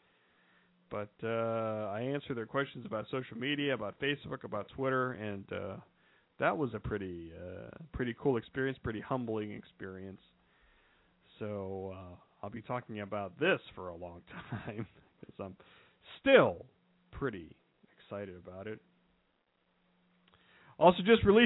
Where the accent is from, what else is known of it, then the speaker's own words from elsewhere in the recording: Ohio, United States; I'm from Ohio